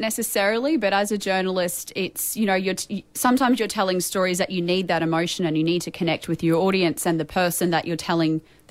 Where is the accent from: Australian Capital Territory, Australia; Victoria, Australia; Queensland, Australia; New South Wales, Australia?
Queensland, Australia; Rockhampton; I think growing up it wasn't too bad, particularly when I went through university, CQ University, and then went to get my job as a reporter.